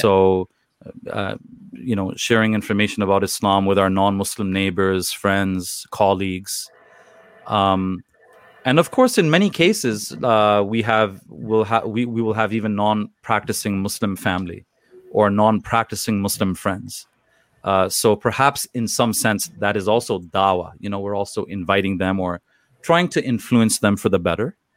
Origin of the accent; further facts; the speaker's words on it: Toronto, Ontario, Canada; I was born and raised in Toronto, Canada